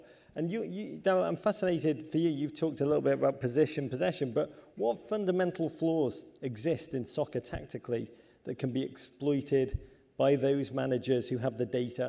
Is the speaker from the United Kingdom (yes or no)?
yes; England, United Kingdom; We're English. We hate ourselves. We hate success.